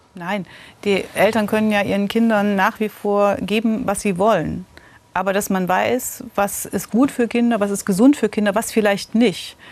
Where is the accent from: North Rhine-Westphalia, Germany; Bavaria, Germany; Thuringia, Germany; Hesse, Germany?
Thuringia, Germany; Gotha; also born or lived in Friedrichroda; ich bin in Gotha aufgewachsen.